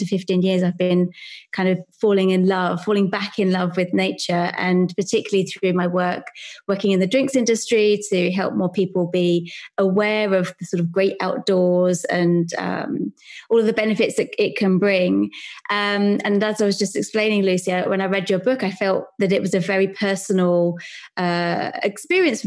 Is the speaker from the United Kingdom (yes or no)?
yes; London, United Kingdom; I grew up in South London.